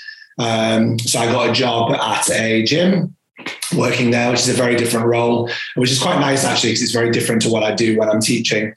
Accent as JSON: {"language": "English", "town": "York", "region": "Yorkshire and the Humber", "country": "United Kingdom", "said": "I am from York, North Yorkshire"}